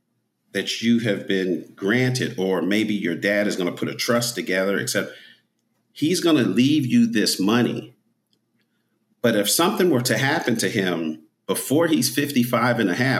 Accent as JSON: {"language": "English", "region": "New Jersey", "country": "United States", "tie": "born or raised there", "said": "I grew up in North Jersey, close to New York."}